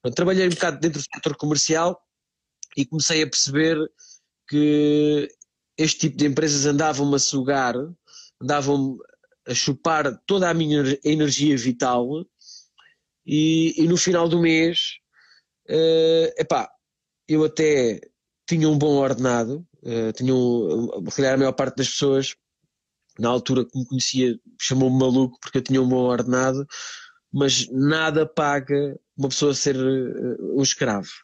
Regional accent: Montemor-o-Novo, Alentejo, Portugal; moved away as an adult; also born or lived in Lisbon; now in Branca, Portugal; eu sou, sou alentejano. Uh, passei toda a minha infância uh, no Alentejo, numa cidade chamada Monte, de, Montemor Novo.

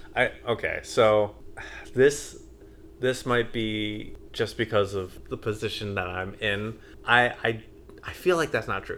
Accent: United States; I'm so American

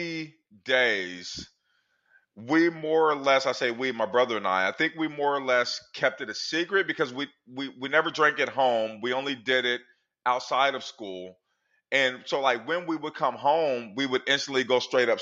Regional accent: Portland, Oregon, United States; I grew up in Portland, Oregon in the 1980s.

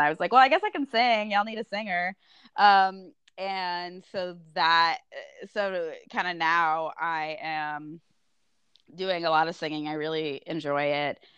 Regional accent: Austin, Texas, United States; I'm from Austin

